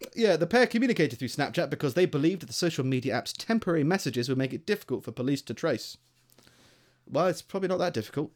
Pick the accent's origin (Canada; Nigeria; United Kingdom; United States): United Kingdom; Greater London; moved away as an adult; now in Stoke-on-Trent, United Kingdom; I grew up in, um, in, like, Greater London